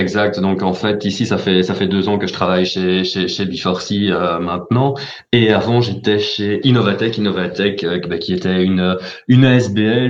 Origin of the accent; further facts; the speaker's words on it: Charleroi, Wallonia, Belgium; je suis né à Charleroi, j'ai fait mes études à Charleroi, j'ai travaillé quasi essentiellement à Charleroi